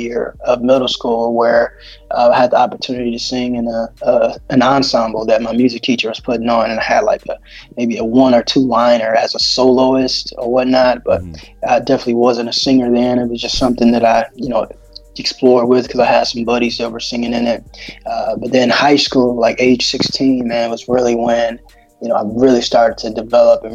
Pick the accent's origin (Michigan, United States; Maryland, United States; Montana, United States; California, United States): Michigan, United States; Detroit; now in Texas, United States; I'm born and raised in Detroit, Michigan